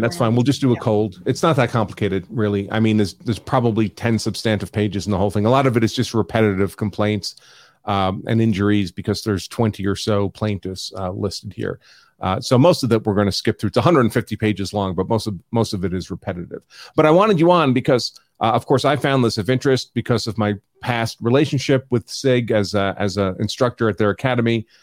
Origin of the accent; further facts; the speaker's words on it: New York, United States; I'm from New York